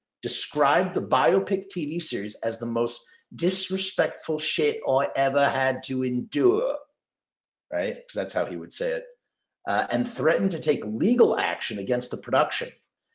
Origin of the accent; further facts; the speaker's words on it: New York City, New York, United States; it's not because I'm a New Yorker or an American that I think that.